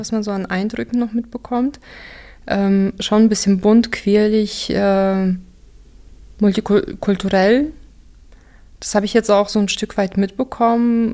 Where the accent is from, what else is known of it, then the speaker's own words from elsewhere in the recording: Dortmund, North Rhine-Westphalia, Germany; first language Russian; German is a second language; also born or lived in Kazakhstan / Unna / Aachen; Wenn du ursprünglich Deutschland meinst, dann äh, aus Dortmund.